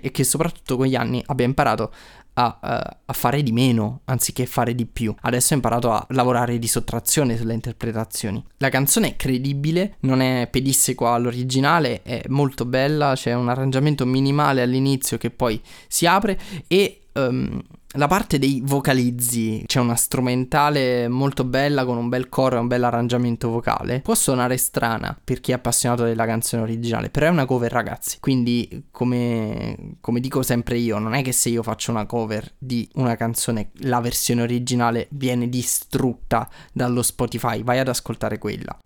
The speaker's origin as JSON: {"language": "Italian", "town": "Naples", "region": "Campania", "country": "Italy", "said": "io sono di Napoli"}